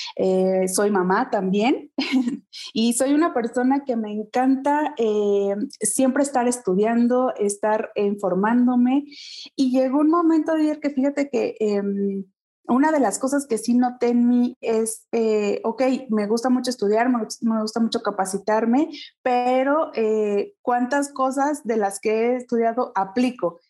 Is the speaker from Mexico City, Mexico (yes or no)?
no; Pachuca, Hidalgo, Mexico; yo soy originaria de Pachuca Hidalgo